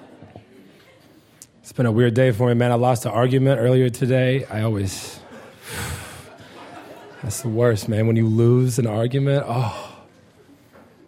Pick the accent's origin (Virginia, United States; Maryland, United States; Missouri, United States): Missouri, United States; I'm from Missouri